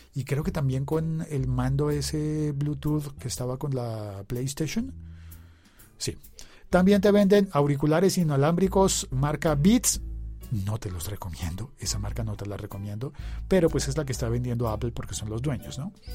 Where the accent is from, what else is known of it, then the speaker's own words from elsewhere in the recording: Colombia; also born or lived in Bogotá; mi país, de Colombia